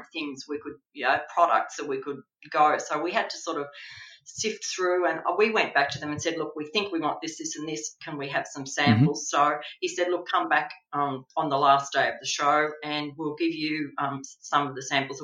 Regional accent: Australia; being Australian

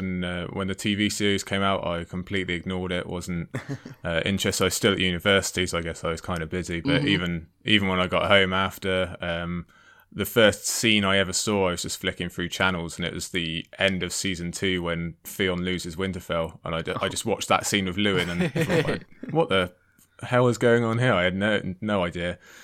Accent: United Kingdom; also born or lived in Cardiff; Harry Potter was kind of spoon fed to us being British

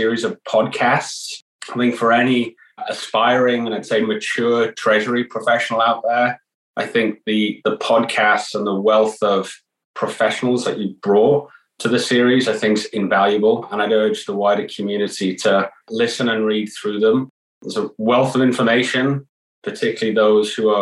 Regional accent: Newcastle upon Tyne, North East England, United Kingdom; moved away as an adult; also born or lived in Edinburgh; I ended up back in my hometown of Newcastle after leaving for many years

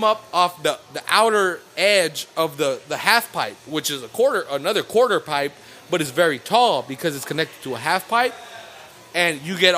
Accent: California, United States; I'm from California

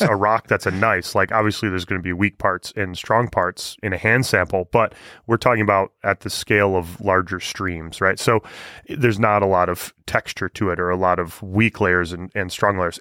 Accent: Michigan, United States; moved away; I'm from Michigan.

